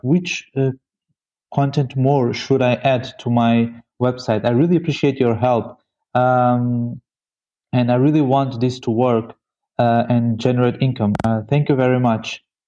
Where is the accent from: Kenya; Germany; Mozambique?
Mozambique; I am from Mozambique.